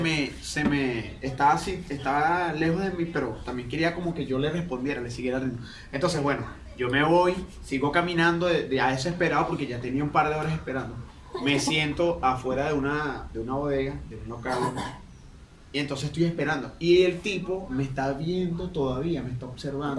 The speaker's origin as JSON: {"language": "Spanish", "area": "Valles del Tuy", "region": "Miranda", "country": "Venezuela", "moved": "yes", "said": "soy de los Valles del Tuy"}